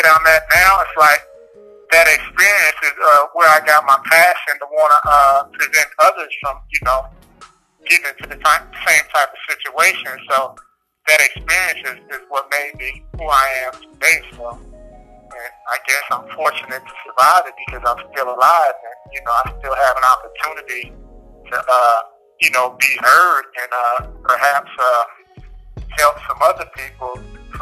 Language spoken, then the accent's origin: English; Compton, California, United States; moved away as an adult; now in Pennsylvania, United States; I was born and raised in South Los Angeles, Compton area